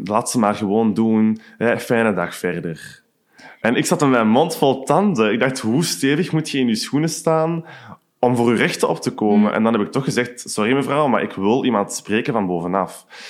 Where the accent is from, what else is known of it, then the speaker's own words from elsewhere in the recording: Hoogstraten, Flanders, Belgium; moved away as an adult; now in Antwerp, Belgium; ik heb een kot hier in Antwerpen in Borgerhout, maar ik ben oorspronkelijk van Hoogstraten.